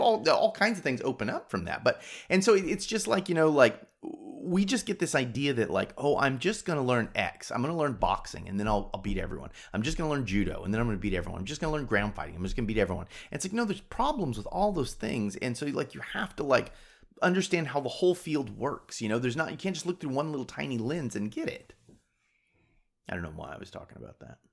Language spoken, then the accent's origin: English; United States; I'm American